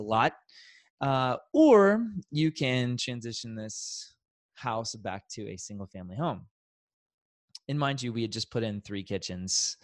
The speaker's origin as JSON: {"language": "English", "town": "Kansas City", "country": "United States", "tie": "born or raised there", "said": "born and raised in Kansas City, so it's been a very natural, wonderful place to grow up"}